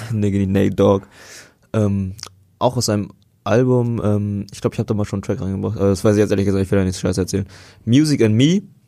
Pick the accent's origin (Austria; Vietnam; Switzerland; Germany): Vietnam; bei uns in Vietnam